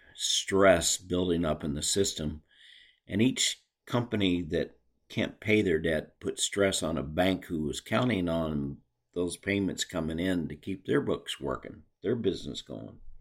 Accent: United States; as American citizens

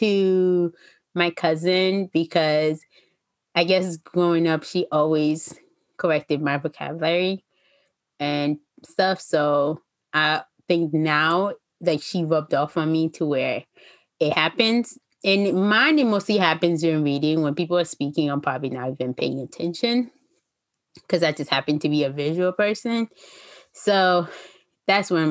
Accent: Haiti; I'm Haitian

